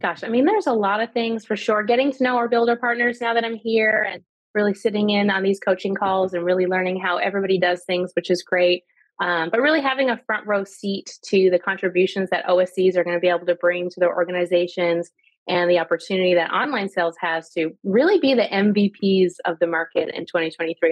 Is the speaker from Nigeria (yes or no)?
no; Canada; moved away; also born or lived in Italy / Bolivia / Georgia, United States; I'm Canadian.